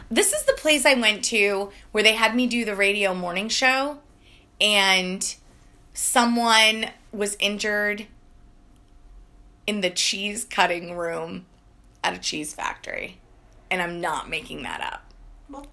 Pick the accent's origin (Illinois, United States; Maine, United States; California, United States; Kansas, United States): Maine, United States; we had a cemetery in my hometown in Maine